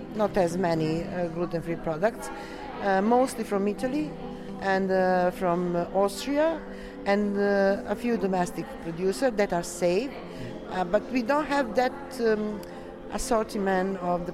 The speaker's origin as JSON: {"language": "English", "country": "Serbia", "said": "I'm from Serbia."}